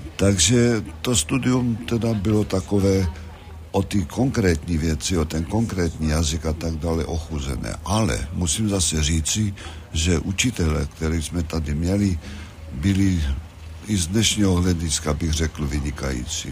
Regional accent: Hlučín Region, Moravian-Silesian Region, Czechia; moved away; also born or lived in Olomouc; to Hlučínsko, ze kterého já pocházím a kde jsem se narodil v Královcích

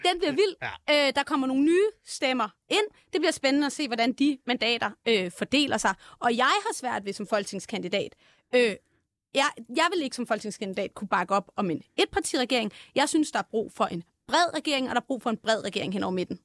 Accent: Viby, Zealand, Denmark; Jeg er fra Viby, som ligger 14 øh, km fra Roskilde

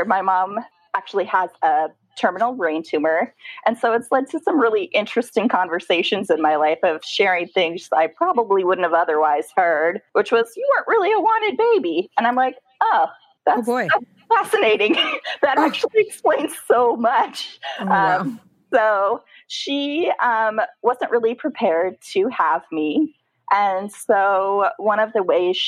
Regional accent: Tacoma, Washington, United States; So I grew up in Tacoma, Washington, which is just about an hour south of that big city, Seattle.

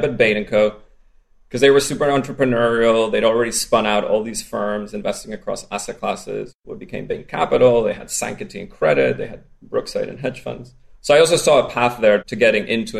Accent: Spain; accent: strange accent; I grew up in Spain.

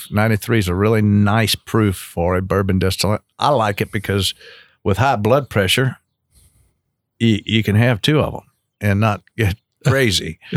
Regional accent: Louisville, Kentucky, United States; also born or lived in Lexington, Kentucky; born and raised in Louisville. I, I went to St. Raphael and St. X. Uh, Catholic raised and background, and uh, lived in the Highlands all my life.

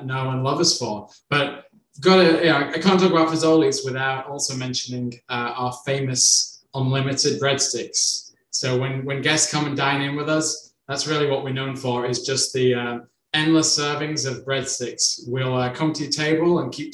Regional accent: United Kingdom; also born or lived in Ireland; now in United States; I'm originally from the United Kingdom

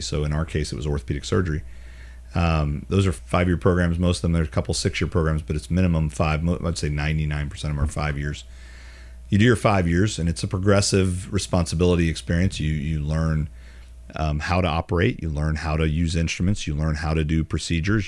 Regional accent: Charlotte, North Carolina, United States; now in Birmingham, United States; we grew up in Charlotte

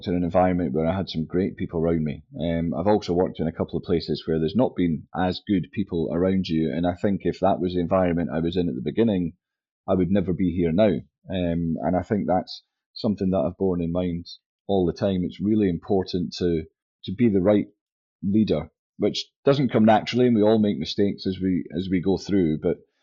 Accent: St Andrews, Scotland, United Kingdom; also born or lived in England / Wales / Kingsbarns / Edinburgh; Originally, I was born in St Andrews

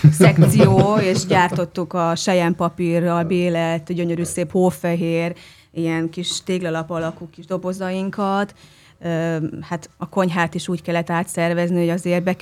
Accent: Odorheiu Secuiesc, Harghita County, Romania; now in Budapest, Hungary; ugye én székelyudvarhelyi születésű vagyok

